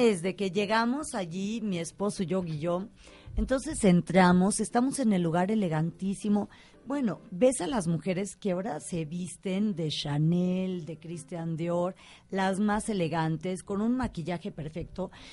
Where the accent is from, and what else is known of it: Mexico